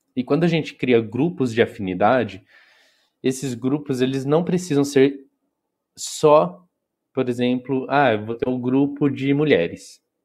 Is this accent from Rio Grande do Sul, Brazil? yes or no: no; interior of São Paulo state, Brazil; eu sou do interior do, do estado de São Paulo